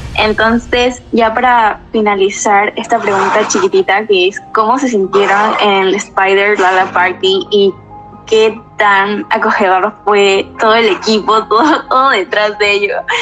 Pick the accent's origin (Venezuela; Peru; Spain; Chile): Peru; soy de Perú